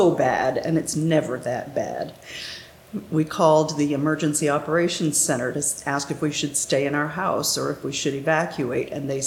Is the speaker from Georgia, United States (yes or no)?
no; Pennsylvania, United States; also born or lived in Northeast United States; now in Pensacola, United States; Well, I'm originally from Pennsylvania. My dad was Navy, so we lived mostly in the Northeast. And uh, we moved to Pensacola in 2004 to take care of my husband's parents who lived down here.